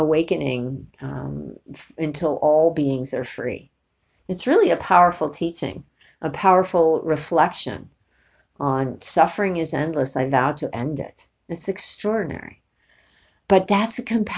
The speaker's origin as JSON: {"language": "English", "region": "New York", "country": "United States", "said": "I'm from New York"}